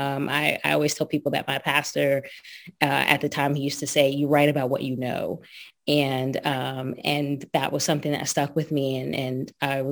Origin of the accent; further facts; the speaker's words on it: East Brunswick, New Jersey, United States; I grew up in East Brunswick, New Jersey